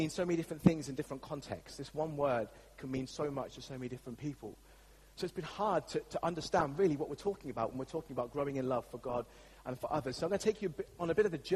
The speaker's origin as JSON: {"language": "English", "region": "England", "country": "United Kingdom", "said": "As English people"}